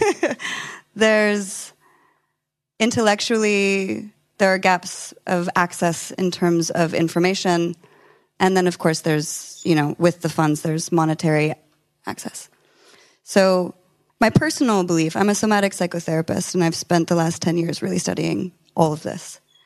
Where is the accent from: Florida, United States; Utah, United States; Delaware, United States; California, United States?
California, United States; I'm from California